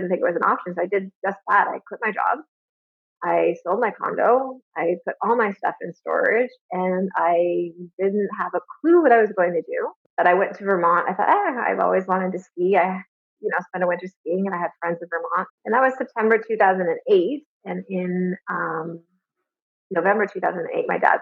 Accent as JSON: {"language": "English", "town": "Alliston", "region": "Ontario", "country": "Canada", "tie": "born or raised there", "also_born_or_lived": "Toronto", "said": "I was born in Toronto, but I grew up in a really small town called Alice, Ontario"}